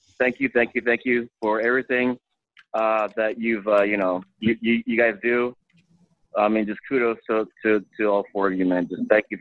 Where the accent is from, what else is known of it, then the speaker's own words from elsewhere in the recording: Deep South Texas, United States; from Deep South Texas